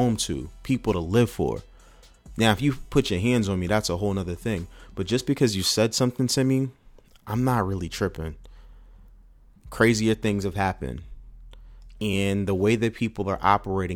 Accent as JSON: {"language": "English", "town": "Oxon Hill", "region": "Maryland", "country": "United States", "tie": "born or raised there", "said": "As a resident of the DMV, DC, I grew up in Oxon Hill."}